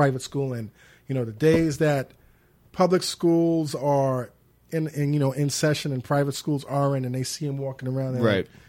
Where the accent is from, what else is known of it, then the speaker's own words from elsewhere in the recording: New York City, New York, United States; I grew up in the Crown Heights section of Brooklyn on Lincoln Place between Albany and the legendary Troy Avenue.